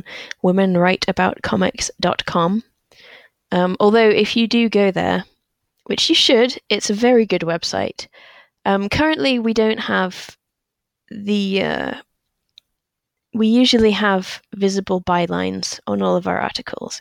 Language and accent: English; England, United Kingdom; partly as an English child